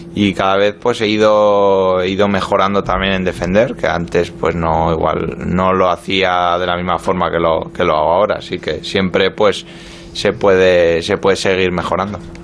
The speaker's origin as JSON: {"language": "Spanish", "town": "Pamplona", "region": "Navarre", "country": "Spain", "also_born_or_lived": "Marseille, France", "moved": "as an adult", "lives_now": "London, United Kingdom", "said": "me fui muy joven de Pamplona, me fui con 20 años de Osasuna, viví, dos años en Francia, en Marsella y bueno, pues ya llevo nueve en, en Londres"}